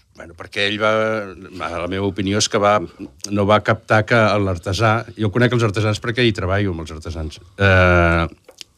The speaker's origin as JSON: {"language": "Catalan", "town": "Lloret de Mar", "region": "Catalonia", "country": "Spain", "tie": "born or raised there", "said": "és el meu barri, vaig néixer allà"}